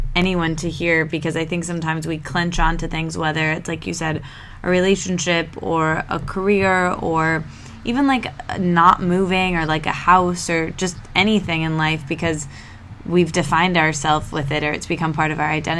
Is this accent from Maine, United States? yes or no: no; East Lansing, Michigan, United States; I'm actually from East Lansing. I grew up there